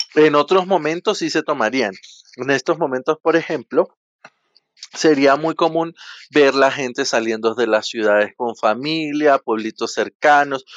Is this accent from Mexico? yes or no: no; Venezuela; now in Bogotá, Colombia; yo soy venezolano, pero vivo en Bogotá